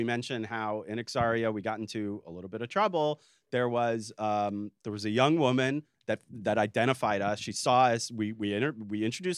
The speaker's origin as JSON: {"language": "English", "country": "United States", "said": "I'm an American"}